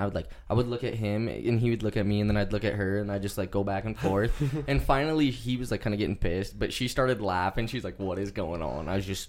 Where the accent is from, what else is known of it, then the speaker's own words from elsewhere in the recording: Butte, Montana, United States; oh, I'm from Butte.